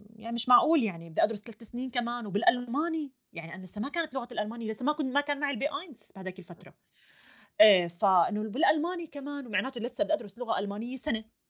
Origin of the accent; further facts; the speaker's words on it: Jordan; moved away as an adult; now in Germany; انا جاي من الاردن